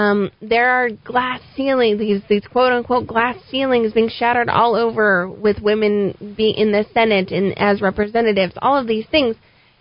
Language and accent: English; Albuquerque, New Mexico, United States; No, we grew up in the South Valley.